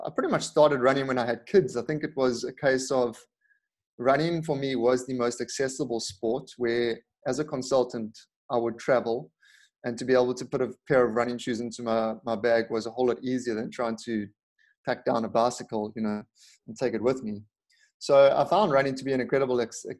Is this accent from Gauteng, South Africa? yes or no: no; Durban, KwaZulu-Natal, South Africa; my hometown of Durban